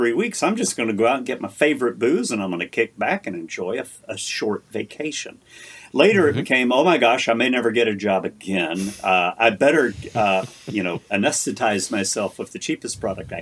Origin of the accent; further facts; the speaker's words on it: Kentucky, United States; now in Washington, United States; my home state of Kentucky is where I come from